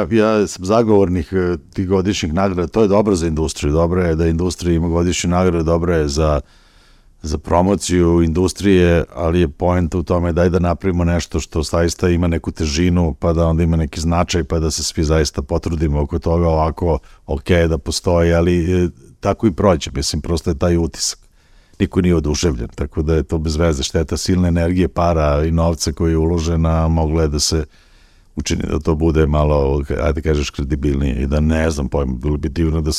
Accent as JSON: {"language": "Croatian", "country": "Serbia", "said": "kod nas u Srbiji"}